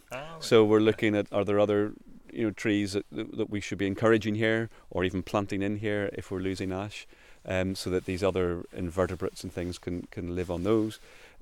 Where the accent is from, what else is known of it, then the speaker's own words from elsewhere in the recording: Northern Ireland, United Kingdom; moved away as an adult; I mean, I came from Northern Ireland. I worked for the National Trust over there for 12 years